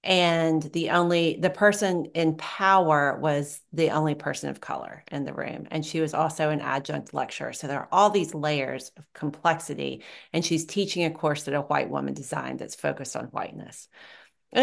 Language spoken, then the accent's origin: English; the South, United States; I could situate myself as a white person, as a Southerner in this context